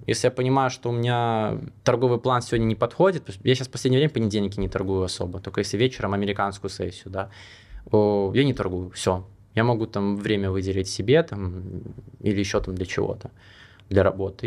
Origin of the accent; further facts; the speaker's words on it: Belarus; now in Monaco; я сам белорус